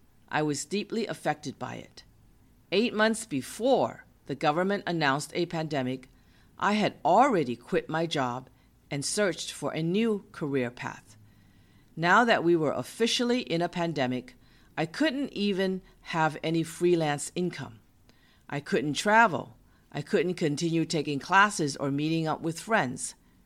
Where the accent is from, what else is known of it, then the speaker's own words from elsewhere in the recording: Boston, Massachusetts, United States; He was from California and I was from Massachusetts. We met in my hometown of Boston.